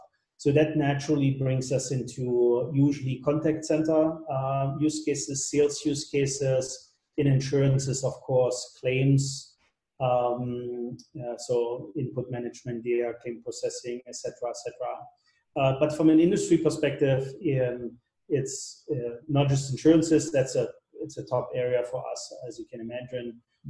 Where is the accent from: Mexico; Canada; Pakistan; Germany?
Germany; English is a second language; moved away as an adult; now in United States; So that was kind of my first job when I came to California from Germany.